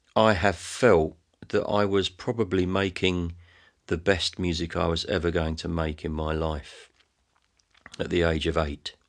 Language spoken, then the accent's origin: English; England, United Kingdom; my stuff sounds English, but, it, but, but for no other reason than that it's where I'm from